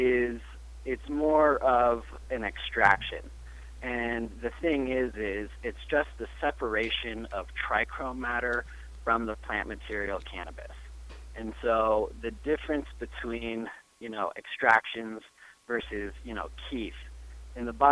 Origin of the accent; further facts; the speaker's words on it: Denver, Colorado, United States; I'm born and raised in Denver, Colorado